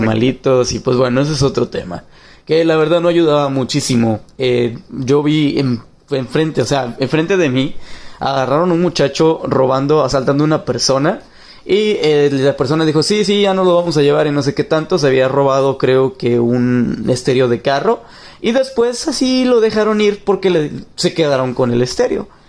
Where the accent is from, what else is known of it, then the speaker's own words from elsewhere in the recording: Monterrey, Nuevo León, Mexico; now in Dallas, United States; soy de Monterrey, pero actualmente vivo en Dallas, Texas.